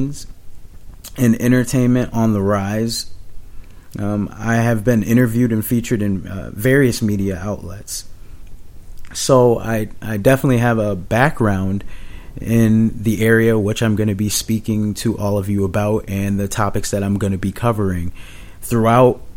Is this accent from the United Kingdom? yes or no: no; Springfield, Massachusetts, United States; moved away as an adult; also born or lived in San Antonio, Texas / Biloxi, Mississippi / Charleston, South Carolina / Oklahoma City, Oklahoma; now in Boston, United States; I actually was born and raised in Springfield, Massachusetts.